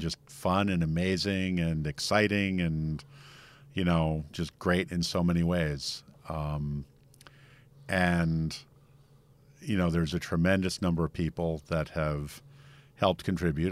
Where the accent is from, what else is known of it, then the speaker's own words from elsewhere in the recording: United States; I'm too American to happily live overseas